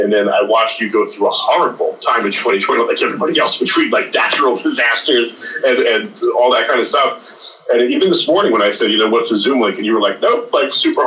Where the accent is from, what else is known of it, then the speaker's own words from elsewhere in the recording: New Jersey, United States; moved away as an adult; also born or lived in Los Angeles, California; now in Santa Monica, United States; where I grew up in Jersey